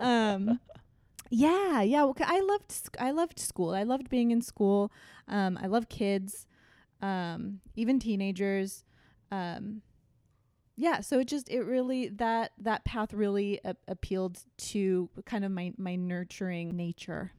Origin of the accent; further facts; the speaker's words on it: Thousand Oaks, California, United States; moved away as an adult; also born or lived in Westwood; now in Long Beach, United States; I grew up in Thousand Oaks, Ventura County. So that's just north of Los Angeles.